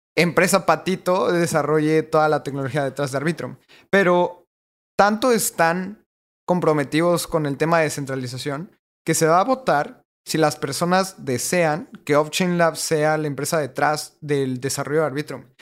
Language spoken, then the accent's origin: Spanish; Mexico; le voy a delegar mi voto como mexicano